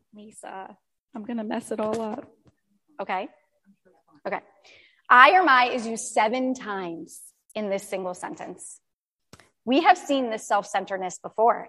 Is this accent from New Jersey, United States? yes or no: yes; New Jersey, United States; I was born and raised in New Jersey